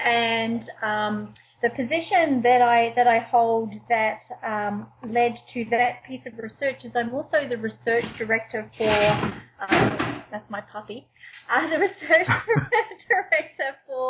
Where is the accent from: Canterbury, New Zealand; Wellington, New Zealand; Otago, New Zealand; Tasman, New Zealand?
Wellington, New Zealand; also born or lived in Manchester, United Kingdom / Australia; now in Canada; Well, actually, I was born in Manchester, in the UK. But I carry a New Zealand passport. But I lived in Australia for 7 years before I moved to Canada.